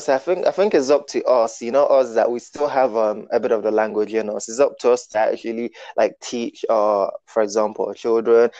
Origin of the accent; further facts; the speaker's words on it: Nigeria; I was born in Nigeria